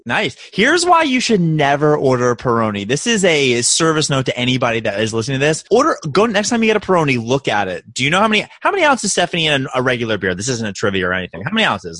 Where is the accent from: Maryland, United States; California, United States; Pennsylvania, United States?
Maryland, United States; Baltimore; accent: Baltimore; my Baltimore accent